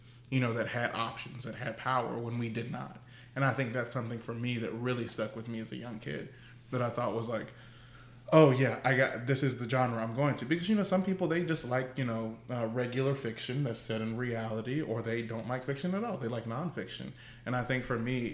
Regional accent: Deep South, United States; we're from the Deep South

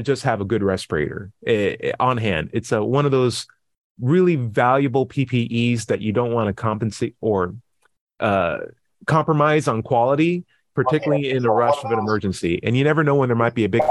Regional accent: United States

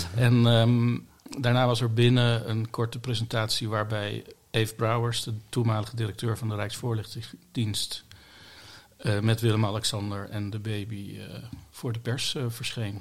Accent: Bollenstreek, South Holland, Netherlands; now in The Hague, Netherlands; ik ben geboren in de Bollestreek, dus ik ben een Hagenaar

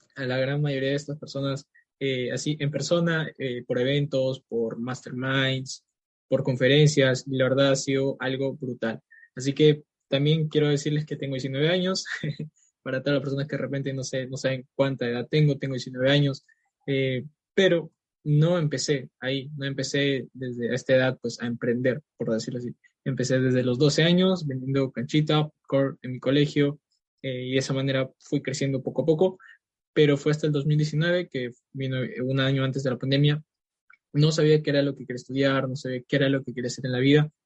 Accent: Peru; soy de Perú

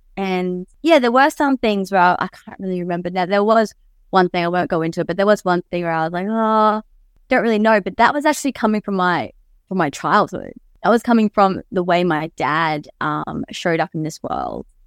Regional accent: Mackay, Queensland, Australia; growing up in Mackay, from Mackay

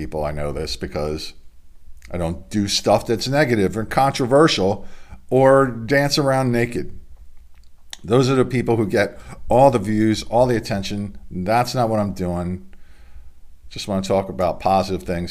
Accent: Delaware, United States; my home state of Delaware

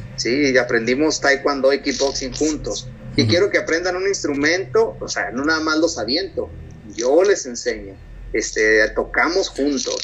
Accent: Mexico; moved away as an adult; now in United States; mi cultura como mexicano es lo unido que es la familia.

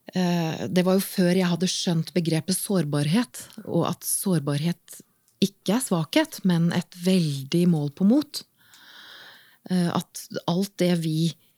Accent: Åsgårdstrand, Vestfold, Norway; moved away; also born or lived in Bergen; Helt opprinnelig så er jeg fra Åsgårdstrand i eh, Vestfold

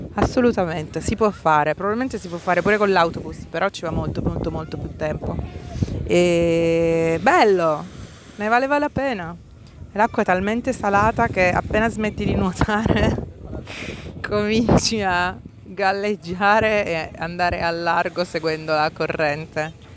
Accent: Foggia, Apulia, Italy; io sono di Foggia

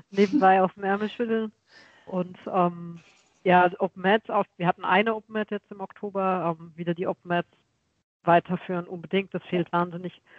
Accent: Westerwald, Rhineland-Palatinate, Germany; now in Karlsruhe, Germany; ich komme ja ursprünglich aus dem Westerwald.

